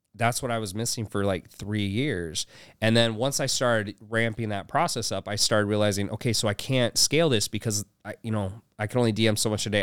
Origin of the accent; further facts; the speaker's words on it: Houston, Texas, United States; also born or lived in Utah; i was born in utah but i was raised in houston